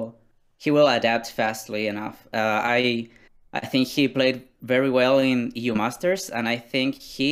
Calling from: Chiloé, Los Lagos, Chile; I'm calling from the great island of Chiloé in Chile.

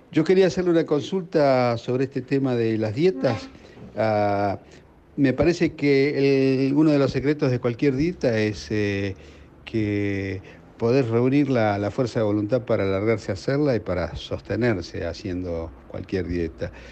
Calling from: Palermo, Buenos Aires, Argentina; de Palermo. Este es un mensaje para el programa El, Bisturí del Pueblo.

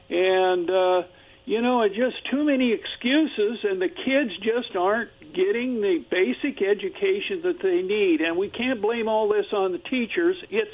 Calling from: Kennewick, Washington, United States; Yeah, this is … from Kennewick.

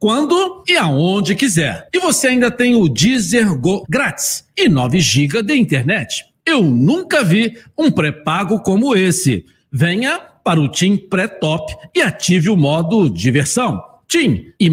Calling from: Campo Grande, Brazil; quem está falando … de Campo Grande, tricolor da Laranjeira.

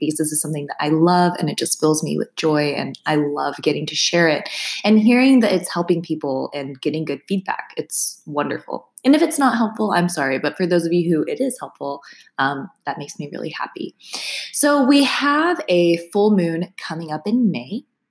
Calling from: Austin, Texas, United States; keep in mind, I'm coming from Austin, Texas, so the degrees are going to vary a little bit.

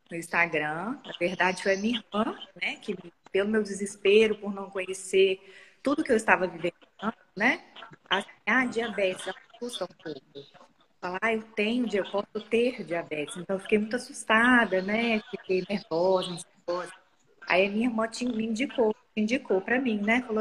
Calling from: Vila Velha, Espírito Santo, Brazil; de Vila pode falar. Velha, no...

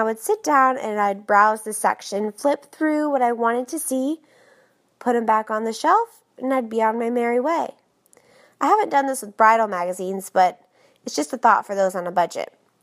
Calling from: Orlando, Florida, United States; I'm from Orlando, Florida.

